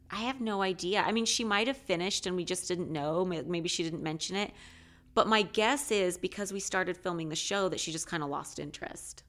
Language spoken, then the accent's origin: English; Alaska, United States; moved away; I'm originally from Alaska